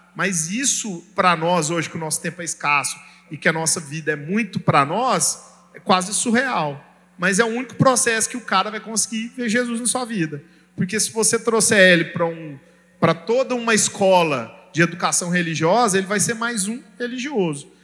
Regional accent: Brazil; como brasileiro a gente vê isso, porque a nossa cultura judaico-cristã brasileira

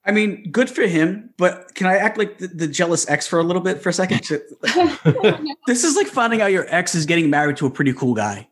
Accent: New York, United States; I'm a New Yorker

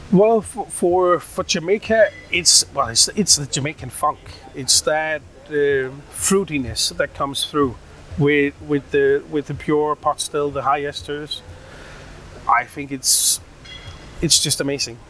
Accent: Odense, Southern Denmark, Denmark; In in Odense, in Denmark, uh, born and raised, uh, Danish mother, Indian father.

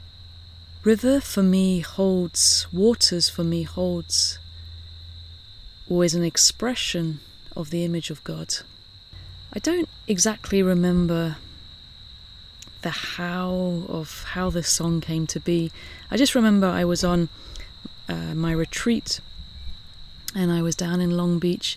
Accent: Southampton, South East England, United Kingdom; now in San Francisco, United States; I grew up in England. I grew up, you know, in this island. I grew up very close to the water. Southampton is right on the sea.

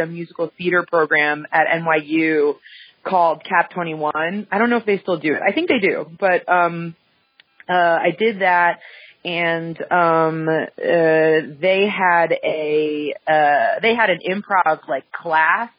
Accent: Westchester, New York, United States; now in New York City, United States; I grew up though in Westchester, which is like 30, 45 minutes outside of the city

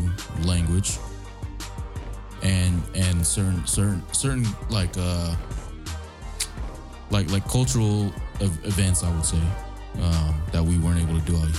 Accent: California, United States; I'm proud to be Chamorro, but like, I'm damn sure glad I was raised in California.

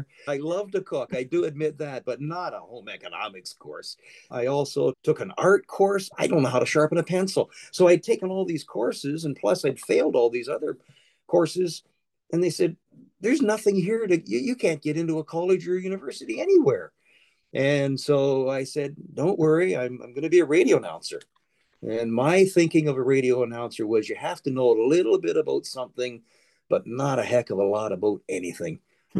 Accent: Brantford, Ontario, Canada; here in my hometown in Brantford

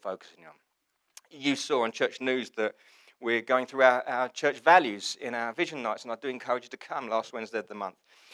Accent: England, United Kingdom; I'm English, it's a community, I belong to something

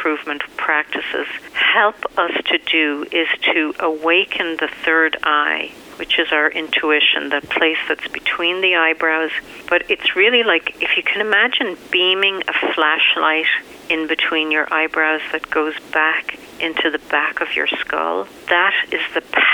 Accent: Ireland; moved away; growing up in Ireland

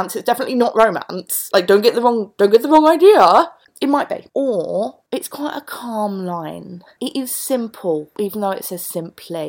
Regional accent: London, United Kingdom; accent: Cockney (Mockney); one of the blessings and curses of my Cockney accent, my Mockney, is that I can't actually do readings at all without it sounding like Del Boy.

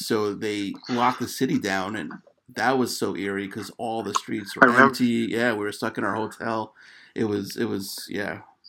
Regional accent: New York City, New York, United States; moved away as an adult; now in Connecticut, United States; I was actually living in where I am in Connecticut now, but I'm originally from Queens.

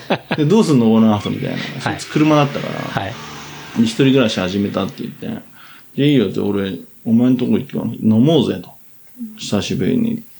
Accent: Tokyo, Japan; そういうところで生まれ育ってた

